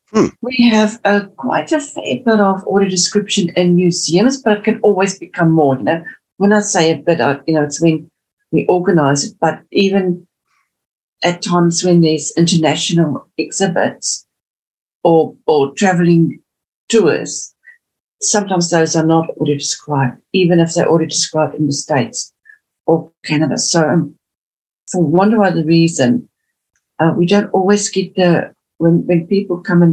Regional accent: Namibia; also born or lived in South Africa; now in Auckland, New Zealand; I've got, as you can hear from my accent, I originally came from Namibia and South Africa. And although I live in Auckland, New Zealand now

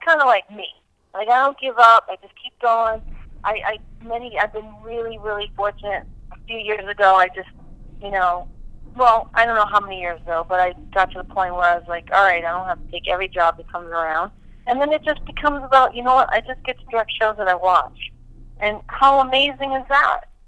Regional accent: New Hampshire, United States; moved away; I grew up in New Hampshire.

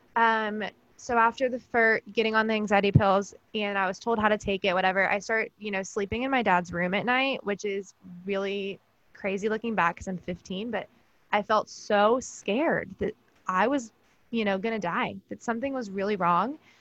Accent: Georgia, United States; now in Pennsylvania, United States; I was actually born and raised in Georgia

